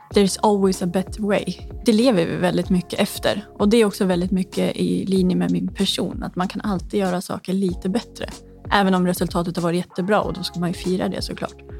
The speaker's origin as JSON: {"language": "Swedish", "town": "Hudiksvall", "region": "Gävleborg County", "country": "Sweden", "moved": "yes", "lives_now": "Stockholm, Sweden", "said": "Jag kommer ju från eh, Hudiksvall"}